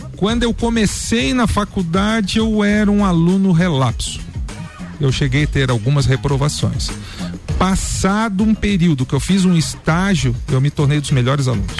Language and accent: Portuguese; Florianópolis, Santa Catarina, Brazil; also born or lived in Urubici; now in Lages, Brazil; eu nasci em Florianópolis, estudei, fiz faculdade na UFSC de agronomia